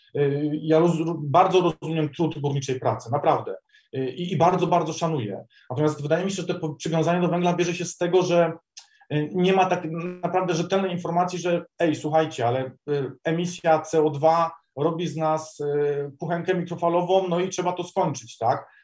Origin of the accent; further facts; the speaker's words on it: Silesian Voivodeship, Poland; u nas, na Śląsku